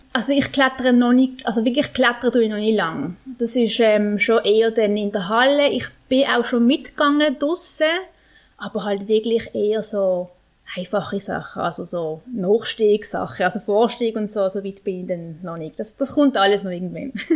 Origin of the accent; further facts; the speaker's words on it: Basel, Basel-Stadt, Switzerland; ich bin in Basel geboren und aufgewachsen und bin halt ein bisschen Stadtkind